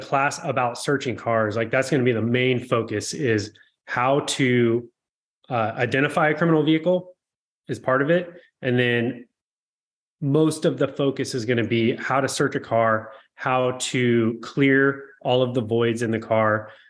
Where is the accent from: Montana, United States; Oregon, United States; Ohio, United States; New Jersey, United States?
Oregon, United States; moved away as an adult; also born or lived in San Diego; I was born and raised in a small town in Oregon